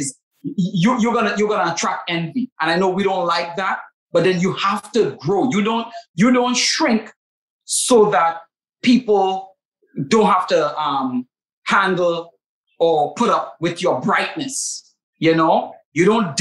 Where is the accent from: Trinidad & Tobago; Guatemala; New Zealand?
Trinidad & Tobago; accent: Trinidadian; It's my rich Trinidadian accent.